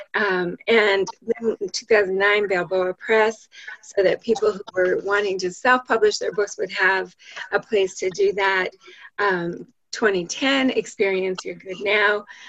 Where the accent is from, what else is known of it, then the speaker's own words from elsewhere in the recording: Canada; I'm an I'm a Canadian